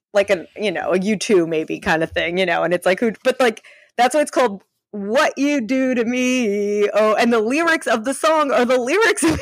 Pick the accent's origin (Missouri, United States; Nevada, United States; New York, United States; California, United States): New York, United States; New York City; I'm trash from Staten Island